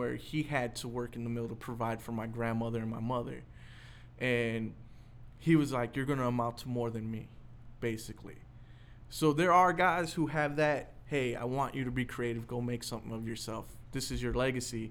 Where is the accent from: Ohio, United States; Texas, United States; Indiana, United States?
Indiana, United States; East Chicago; I'm from East Chicago